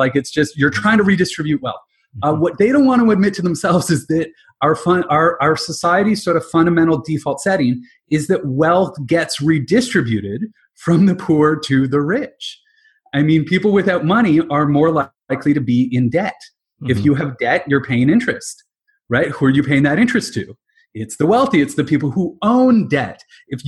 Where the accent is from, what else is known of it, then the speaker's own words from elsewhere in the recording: London, Ontario, Canada; also born or lived in Halifax, Nova Scotia; So I'm originally from London, Ontario. I grew up with my dad in the investment industry.